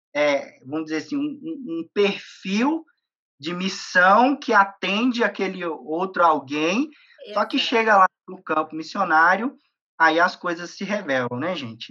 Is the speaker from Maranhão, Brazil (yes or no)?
no; interior of Minas Gerais, Brazil; moved away; also born or lived in Belo Horizonte; eu sou do, do interior eu sou do interior de Minas. É, eu saí de Minas para do, do, interior para vir para Belo Horizonte para poder estudar